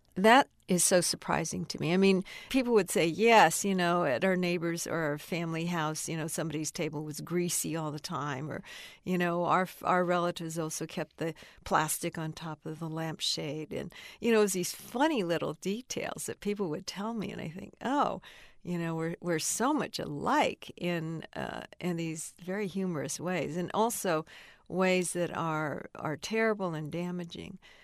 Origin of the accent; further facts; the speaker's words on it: United States; I'm Chinese. I'm still American.